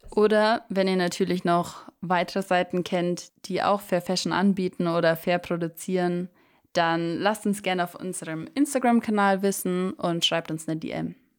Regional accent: Germany; bei uns in Deutschland

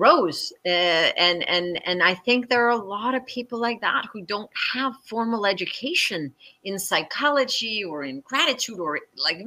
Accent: New York, United States; I was from New York

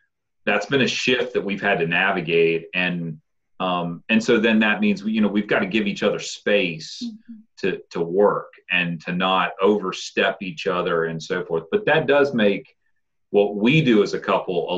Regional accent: Waynesboro, United States; also born or lived in Nelson County; I grew up here. This is my hometown

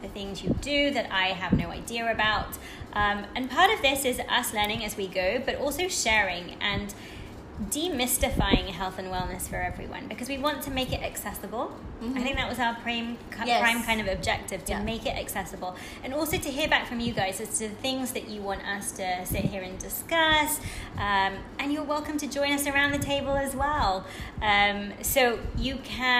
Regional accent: United Kingdom; moved away as an adult; now in Singapore; I am originally from the UK, but I've been living here

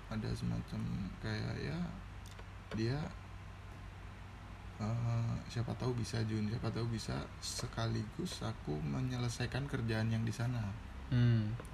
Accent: Aceh, Indonesia; yang dari kita Aceh Tengah itu dataran tinggi

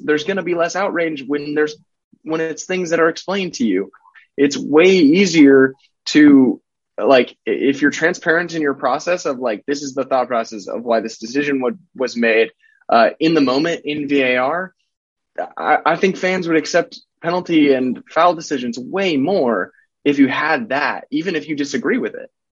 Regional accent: United States; as an American, I, I, I grew up watching American sports

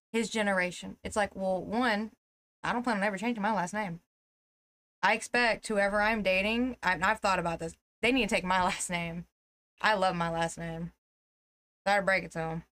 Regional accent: Tennessee, United States; we're from Tennessee

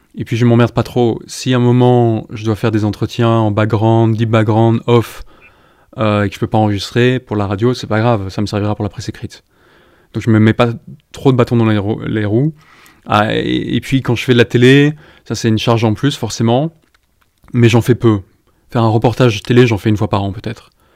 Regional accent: Brussels, Brussels-Capital Region, Belgium; moved away as an adult; also born or lived in Iraq / West Bank / London; j'ai décidé de m'installer à Bruxelles, ma ville natale

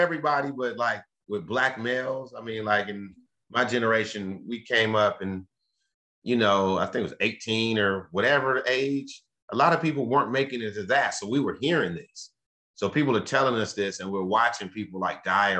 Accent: Los Angeles, California, United States; growing up in South Central

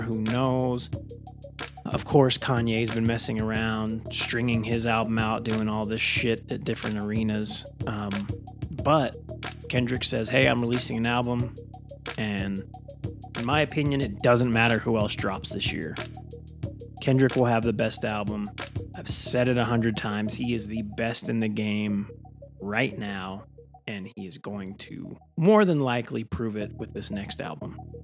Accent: Magna, Utah, United States; That's where I grew up

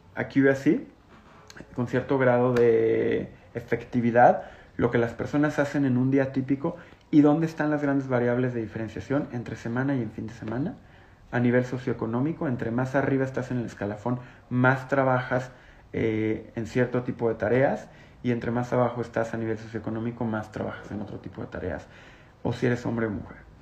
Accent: Mexico

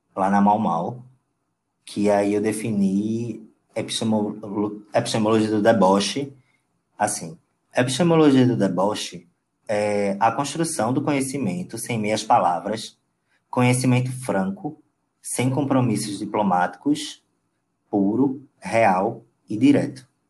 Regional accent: Paulista, Pernambuco, Brazil; also born or lived in Recife; Eu nasci em Recife. É, Porém, eu, eu passei a minha infância e adolescência na cidade de Paulista, fica uma hora na capital, Recife

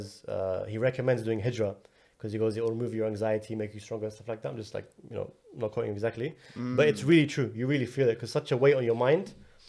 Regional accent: London, United Kingdom; moved away as an adult; now in United States; I live in London. I was born and raised in London. Like everything about me is London. Yeah. Since I opened my eyes till age 32. And now I'm living on the other side in a place I've never really, you know, spent a lot of time in.

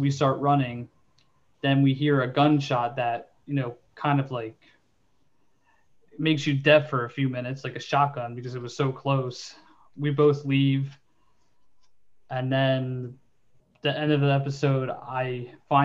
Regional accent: Delaware County, Pennsylvania, United States; I'm from Delaware County

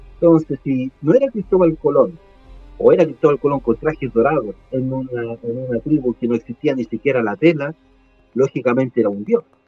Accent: Chile; a mí como chileno

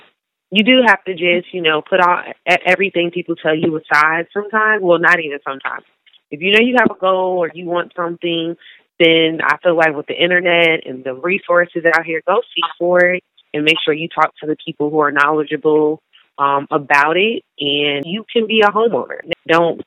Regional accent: New York, United States; moved away; I came from New York, so a majority of people where I'm from, we rent our whole lives

